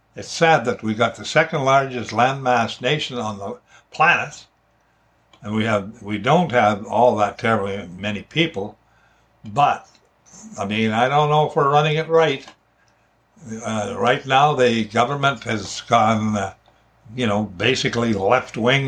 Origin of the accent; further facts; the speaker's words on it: Alberta, Canada; moved away as an adult; now in British Columbia, Canada; I grew up in Alberta and moved here to BC when I was 38 years old